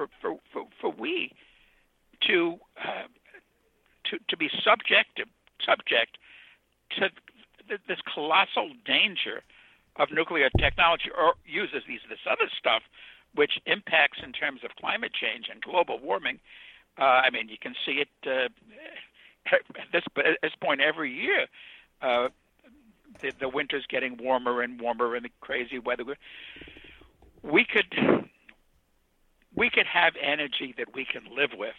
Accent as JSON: {"language": "English", "town": "New York City", "region": "New York", "country": "United States", "tie": "born or raised there", "also_born_or_lived": "Ohio", "said": "I was a kid from Brooklyn"}